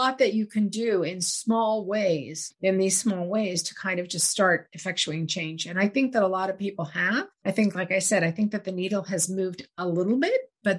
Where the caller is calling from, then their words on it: United States; I'm calling from the United States